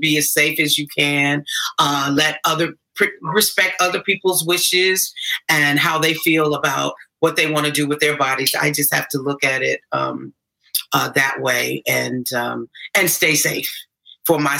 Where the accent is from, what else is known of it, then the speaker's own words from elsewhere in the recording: Gary, Indiana, United States; playing out and around in Gary, Indiana. And I grew up down the road from the Jackson Fives